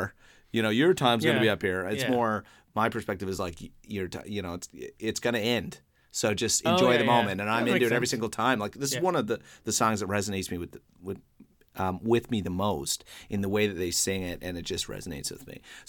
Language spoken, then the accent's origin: English; Newfoundland and Labrador, Canada; accent: Newfoundland